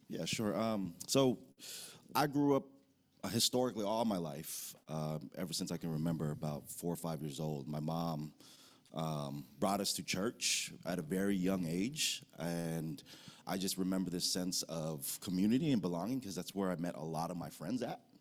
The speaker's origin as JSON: {"language": "English", "country": "United States", "tie": "born or raised there", "also_born_or_lived": "Philippines", "said": "I'm an American"}